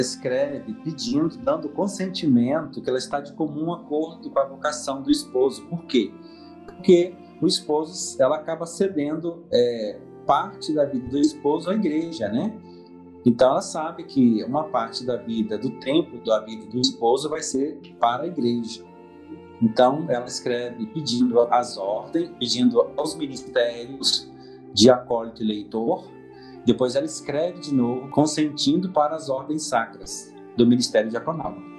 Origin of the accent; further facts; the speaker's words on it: Cachoeiro de Itapemirim, Espírito Santo, Brazil; moved away as an adult; now in Venda Nova do Imigrante, Brazil; eu sou de Cachoeiro Tapimirim, nascido em Cachoeiro mesmo